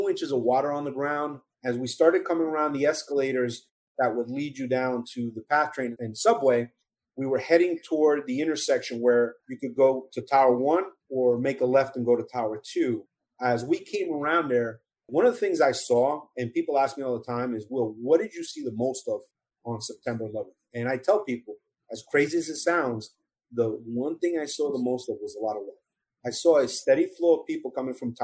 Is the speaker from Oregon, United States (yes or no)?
no; Hackensack, New Jersey, United States; also born or lived in Colombia; growing up in Hackensack, New Jersey, 12 miles outside New York City